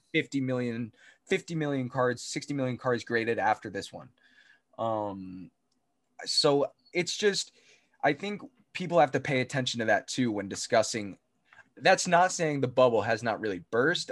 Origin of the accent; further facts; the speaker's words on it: New Jersey, United States; we're from Jersey